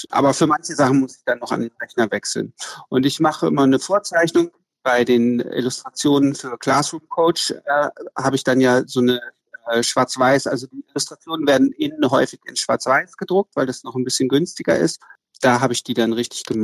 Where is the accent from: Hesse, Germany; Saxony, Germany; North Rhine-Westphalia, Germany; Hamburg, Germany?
Hamburg, Germany; now in Berlin, Germany; Ich wohne in Berlin. Also ich komme eigentlich aus Hamburg ähm, und man ist dann eigentlich auch immer ziemlich lokalpatriotisch und viele Hamburger bleiben ihr Leben lang